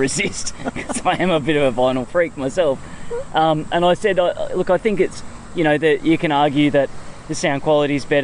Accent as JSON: {"language": "English", "town": "Palmwoods", "region": "Queensland", "country": "Australia", "tie": "born or raised there", "said": "I grew up in Palmwoods"}